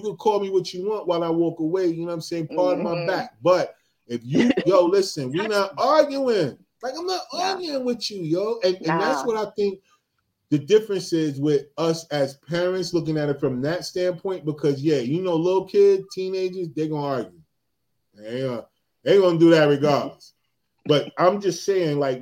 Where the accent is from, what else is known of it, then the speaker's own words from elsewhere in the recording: New Jersey, United States; I'm from Jersey